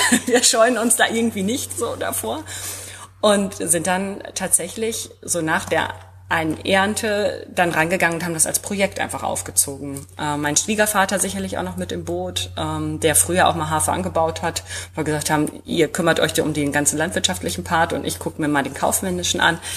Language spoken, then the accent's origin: German; North Rhine-Westphalia, Germany; born there; now in Dünne, Germany; 39 Jahre alt, ähm, komme eigentlich gebürtig aus dem Sauerland, aber ähm, mein Mann kommt von hier sozusagen, aus Dünne.